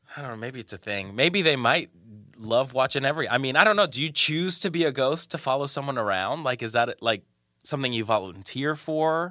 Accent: Colombia; moved away; I'm from Colombia, from South America

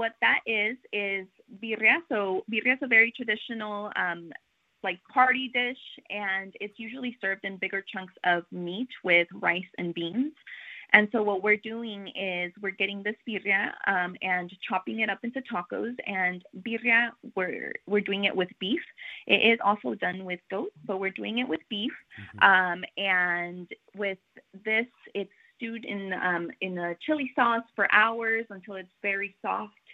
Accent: Richmond, California, United States; I'm from Richmond, and there wasn't really a place where we could go

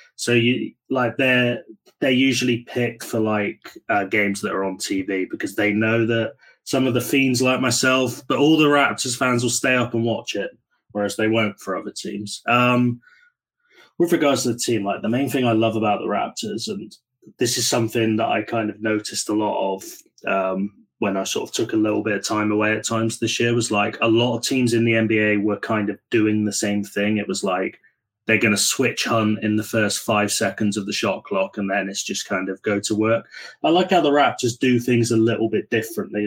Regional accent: United Kingdom; as a Brit

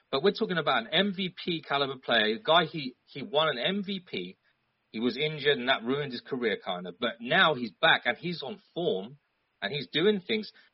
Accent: London, United Kingdom; I'm from London

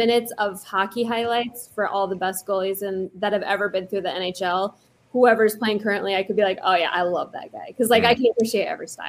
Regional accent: Loveland, Colorado, United States; I grew up in Loveland for the most part. We kind of moved around quite a bit, but Colorado is where we claim home. I'm in Iowa now.

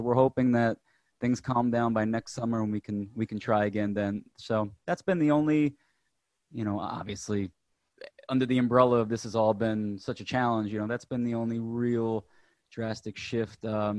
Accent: New Jersey, United States; Well, I'm originally from New Jersey, so we can talk about that a little bit.

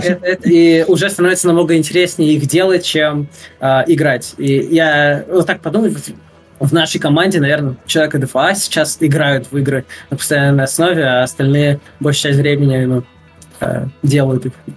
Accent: Russia; now in Netherlands; я из России

